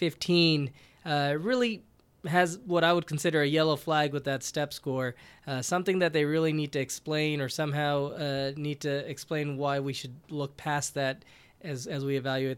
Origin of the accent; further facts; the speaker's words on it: Houston, Texas, United States; also born or lived in Arkansas / Richmond, Virginia; now in Kentucky, United States; I was originally from Texas, grew up in Houston, went to Texas A&M for undergrad at medical school. Did my residency in Arkansas between 2001 and 4, and then worked in Richmond, Virginia.